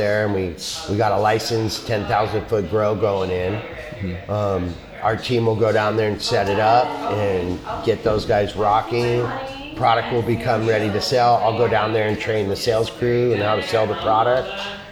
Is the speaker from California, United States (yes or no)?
yes; Los Angeles, California, United States; now in Oregon, United States; we grew up in East LA, and we grew up around a lot of shady characters.